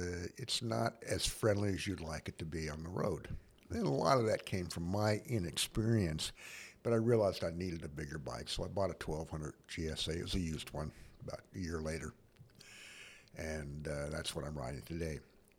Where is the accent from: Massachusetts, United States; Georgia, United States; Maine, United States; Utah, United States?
Utah, United States; Cedar City; I'm from Cedar City, Utah, Southern Utah.